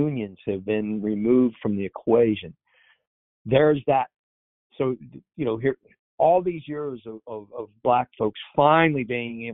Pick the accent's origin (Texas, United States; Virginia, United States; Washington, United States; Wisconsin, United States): Texas, United States; moved away; also born or lived in Bermuda; I grew up in Texas originally and then moved to Bermuda.